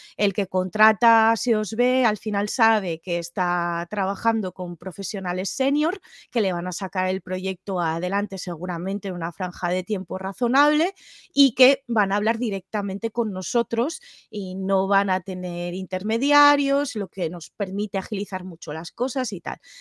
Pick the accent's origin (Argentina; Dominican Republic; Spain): Spain; Tudela, Navarre; moved away as an adult; also born or lived in Barcelona; yo vengo de Tudela, Navarra, que es un pueblo más o menos pequeñito